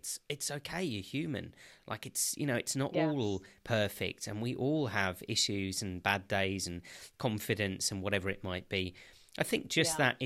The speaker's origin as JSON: {"language": "English", "country": "United Kingdom", "tie": "born or raised there", "said": "I'm a Brit, was born here"}